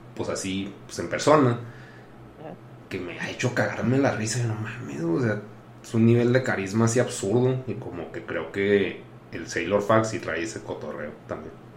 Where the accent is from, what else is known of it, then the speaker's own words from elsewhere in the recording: Chihuahua, Mexico; soy un mocho de Chihuahua